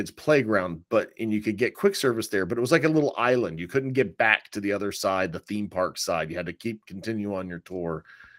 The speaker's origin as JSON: {"language": "English", "town": "Altamonte Springs", "region": "Florida", "country": "United States", "tie": "born or raised there", "said": "Hey, my hometown."}